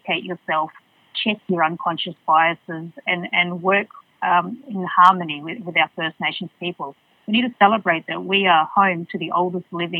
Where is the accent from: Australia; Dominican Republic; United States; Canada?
Australia; Port Hedland, Western Australia; What I loved about Port Hedland back in the 80s and 90s is it had a very strong community feel